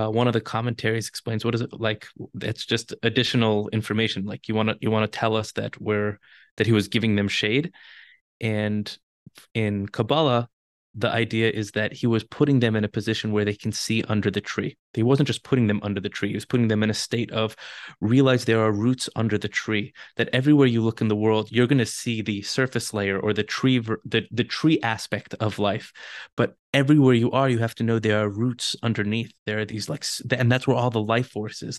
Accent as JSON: {"language": "English", "town": "Los Angeles", "region": "California", "country": "United States", "tie": "born or raised there", "also_born_or_lived": "Jerusalem, Israel", "moved": "as an adult", "lives_now": "Israel", "said": "I'm born and raised in Los Angeles"}